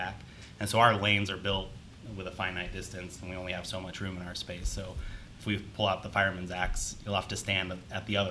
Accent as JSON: {"language": "English", "town": "Newport Beach", "region": "California", "country": "United States", "tie": "born or raised there", "also_born_or_lived": "San Diego, California", "moved": "as an adult", "lives_now": "Columbus, United States", "said": "I'm originally from Southern California. So I grew up in Orange County"}